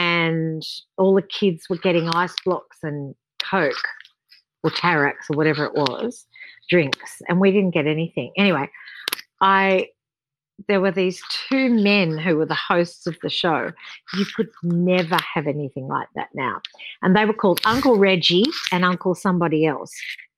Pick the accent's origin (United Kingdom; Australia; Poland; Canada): Australia; Sydney, New South Wales; born there; I was born in Sydney, and I was really lucky to be born into a family that had singers.